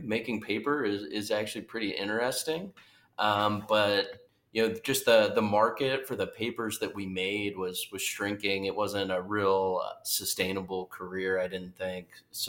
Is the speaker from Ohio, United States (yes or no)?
yes; Ohio, United States; Yep. Yeah, from Ohio.